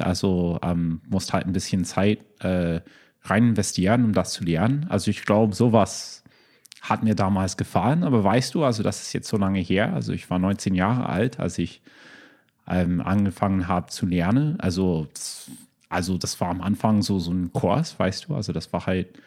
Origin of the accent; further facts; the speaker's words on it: United States; German is a second language; also born or lived in Berlin / Boston; now in Chicago, United States; als Amerikaner